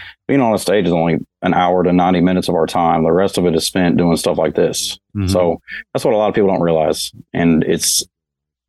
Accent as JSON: {"language": "English", "town": "Newburgh", "region": "Indiana", "country": "United States", "tie": "born or raised there", "also_born_or_lived": "Madisonville, Kentucky", "moved": "as an adult", "lives_now": "Nashville, United States", "said": "I was born in Madisonville, Kentucky, and I grew up in Newburgh, Indiana, mainly."}